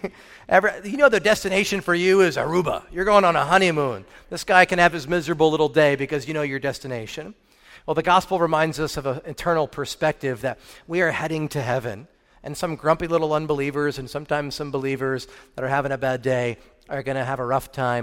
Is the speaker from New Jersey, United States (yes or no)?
yes; New Jersey, United States; now in Murrieta, United States; I grew up in New Jersey